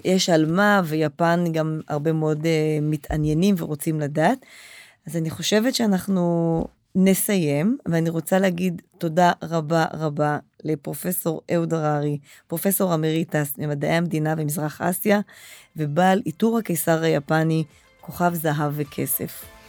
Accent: Israel; אנחנו כישראלים

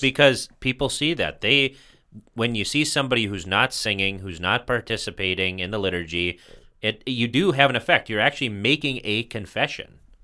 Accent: United States; being an American

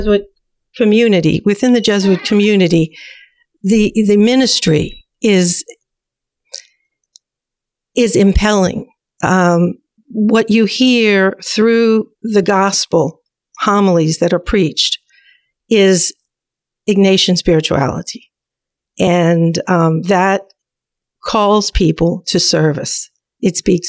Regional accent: Jefferson Parish, Louisiana, United States; I grew up in Jefferson Parish

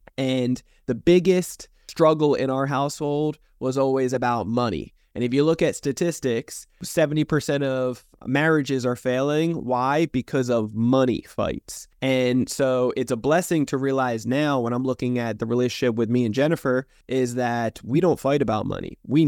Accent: New Jersey, United States; See, I come from New Jersey originally, a dysfunctional family to say the least

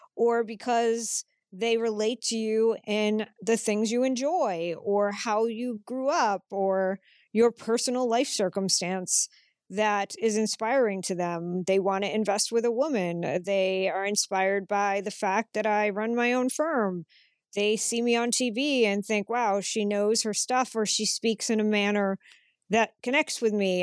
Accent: Massachusetts, United States; now in Chicago, United States; I grew up in Massachusetts

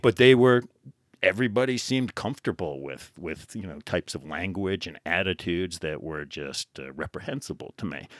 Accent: New Jersey, United States; moved away as an adult; I grew up in New Jersey, just outside of New York City

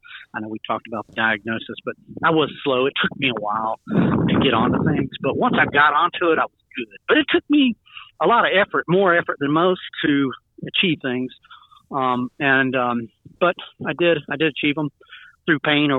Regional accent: Georgia, United States; also born or lived in South Carolina; I grew up in Georgia and in South Carolina for the most part.

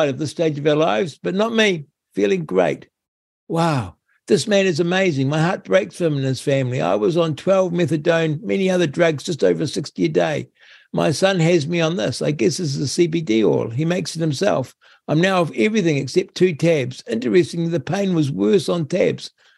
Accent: Rangiora, Canterbury, New Zealand; I buy my fresh milk in Rangura. Oh, my hometown.

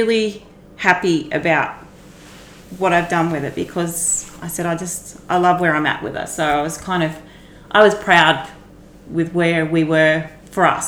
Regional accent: Australia; I'm come from Mary Wall, and I've always fiddled around with horses

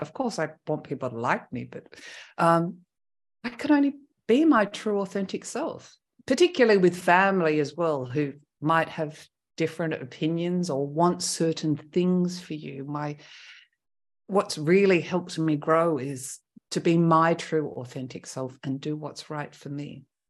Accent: Australia; moved away as an adult; now in France; first winter as an Australian was pretty cold.

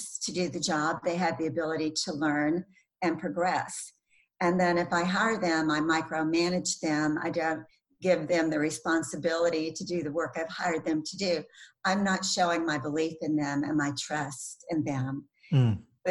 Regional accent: the South, United States; I grew up in the South

